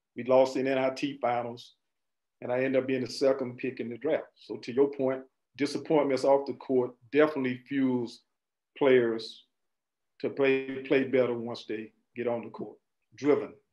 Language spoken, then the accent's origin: English; Winter Haven, Florida, United States; growing up in Winter Haven